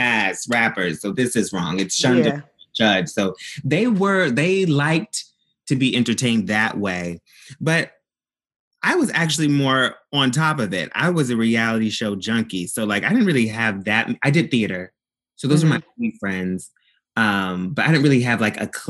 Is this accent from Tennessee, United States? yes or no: yes; Memphis, Tennessee, United States; So I'm from the South. I'm from Memphis, Tennessee.